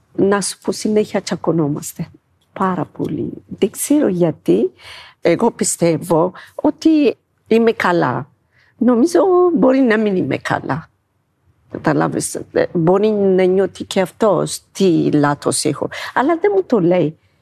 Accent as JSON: {"language": "Greek", "country": "Ethiopia", "second_language": "Greek", "moved": "as an adult", "lives_now": "Greece", "said": "είμαι από την Αιθιοπία και είμαι 54 χρόνων"}